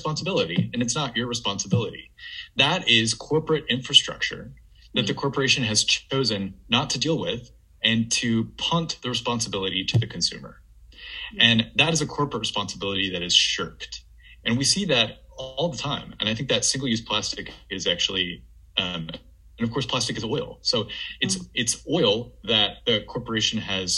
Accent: Memphis, Tennessee, United States; moved away; I am from Memphis. My parents still live there, and I was going home for the holidays to visit my parents

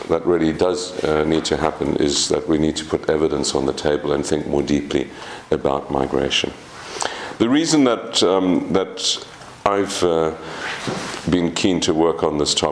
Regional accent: South Africa; as a South African, of course, migration is absolutely central

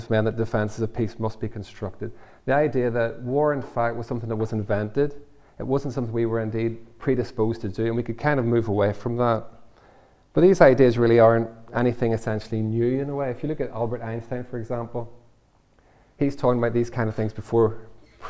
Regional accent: Northern Ireland, United Kingdom; when I grew up in Northern Ireland

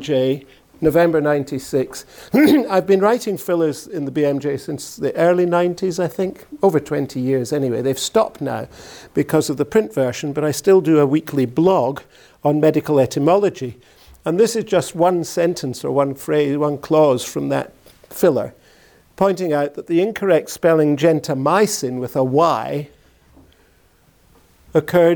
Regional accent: Glasgow, Scotland, United Kingdom; I come from Glasgow. And in Glasgow, this is the way people speak.

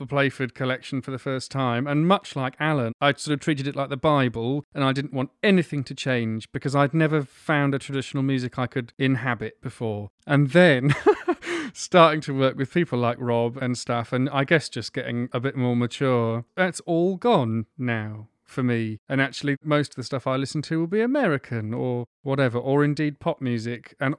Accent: England, United Kingdom; just by saying that I'm an English fiddle player, it's essentially going, I don't do that.

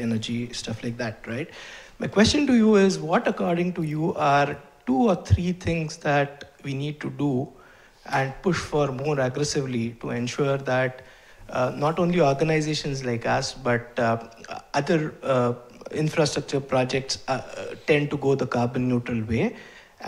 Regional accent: India; I come from India and I'm a Chevening Gurukul fellow here

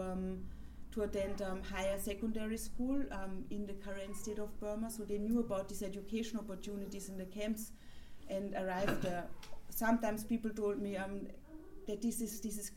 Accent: Vienna, Austria; I grew up in Vienna, going to school, from to primary school, moving on to secondary school

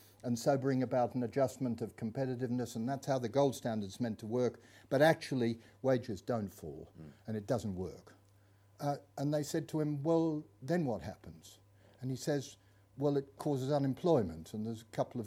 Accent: Melbourne, Victoria, Australia; I grew up in Melbourne

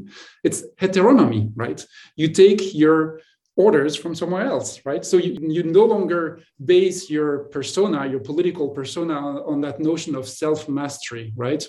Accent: Marseille, Provence-Alpes-Côte d'Azur, France; moved away; I come from Marseille, which is growing up was a bilingual city

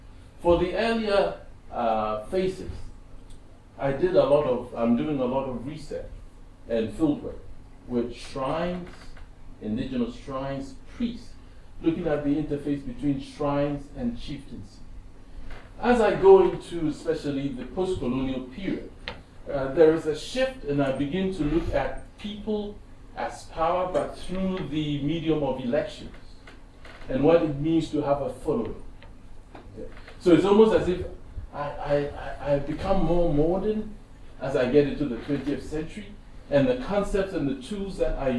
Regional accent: Ghana; And as a Ghanaian, I'm very keenly aware of how spirituality informs our very notions of power.

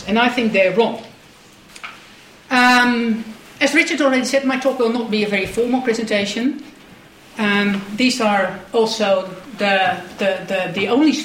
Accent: Netherlands; I'm Dutch

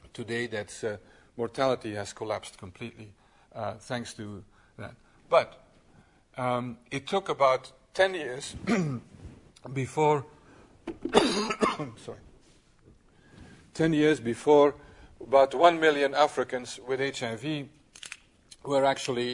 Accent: Belgium; in my country, I'm from Belgium

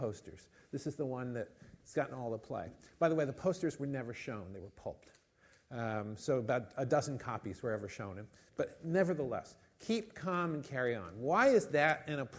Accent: United States; now in United Kingdom; I'm not British, as you've gathered. I'm American

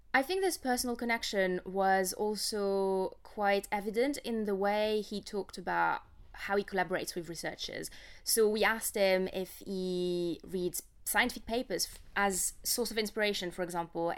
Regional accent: France; I grew up in France

